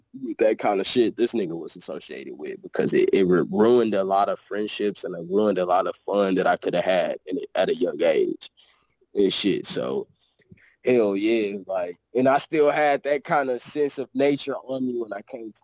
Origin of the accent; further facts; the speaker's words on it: St. Louis, Missouri, United States; moved away; I'm from St. Louis